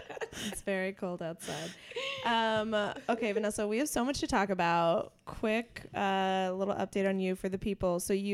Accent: near Pittsburgh, Pennsylvania, United States; for us growing up, or at least me, I was just in like near Pittsburgh, not around any water.

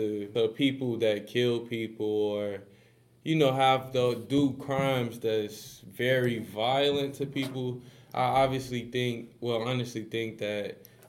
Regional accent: Chicago, Illinois, United States; We're from Chicago, so we see a lot of people around our age

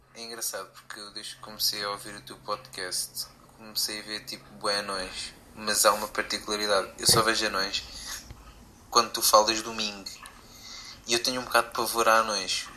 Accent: Viseu, Centro, Portugal; eu sou de Viseu

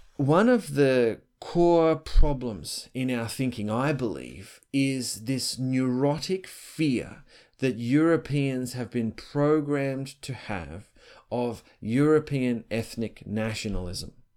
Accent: Australia; I'm Australian

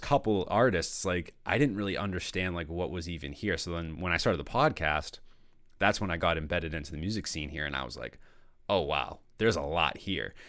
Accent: North Shore of Massachusetts, United States; I grew up in Massachusetts my whole life

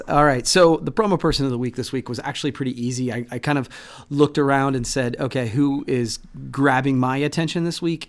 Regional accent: Midwest, United States; growing up in the Midwest

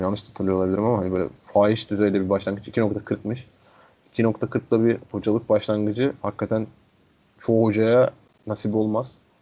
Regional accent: Istanbul, Turkey; Fatih, İstanbul doğumlu oluşum

